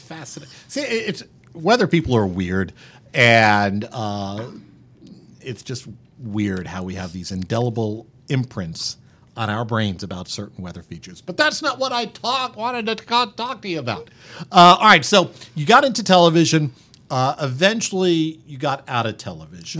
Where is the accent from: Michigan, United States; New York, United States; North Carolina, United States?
New York, United States; New York City area, United States; now in Kansas City, United States; I grew up just around the New York City area